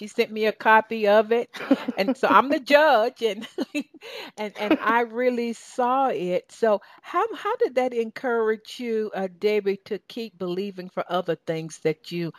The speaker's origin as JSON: {"language": "English", "region": "Southern United States", "country": "United States", "accent": "Southern", "said": "You know, between your English accent and my Southern accent, we understand each other, right, baby?"}